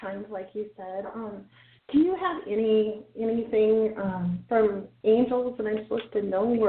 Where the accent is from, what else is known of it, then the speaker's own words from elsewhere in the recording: Minnesota, United States; I'm Minnesota.